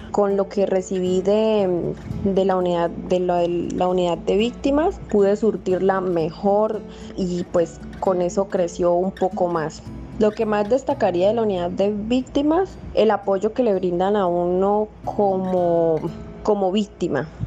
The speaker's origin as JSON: {"language": "Spanish", "town": "Santa Rosa del Sur", "region": "Bolívar", "country": "Colombia", "tie": "born or raised there", "said": "Yo nací en Santa Rosa del Sur, Bolívar, y crecí allá mismo."}